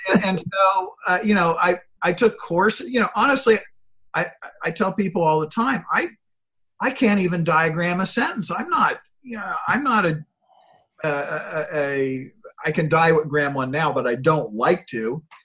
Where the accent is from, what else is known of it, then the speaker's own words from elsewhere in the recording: Granville, Ohio, United States; I started a small company in uh, in my hometown of Granville, Ohio